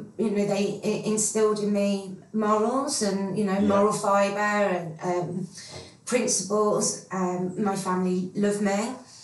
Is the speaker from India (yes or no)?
no; Birmingham, West Midlands, United Kingdom; I'm born and bred in Birmingham.